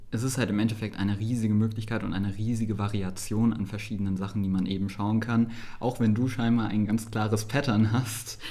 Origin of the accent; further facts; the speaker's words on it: Saarbrücken, Saarland, Germany; aus meiner Heimatstadt Saarbrücken